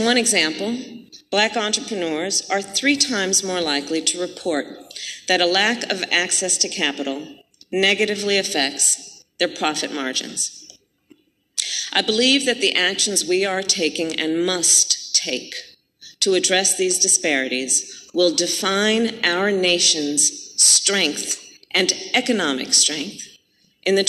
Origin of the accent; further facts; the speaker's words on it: Oakland, California, United States; my hometown of Oakland, California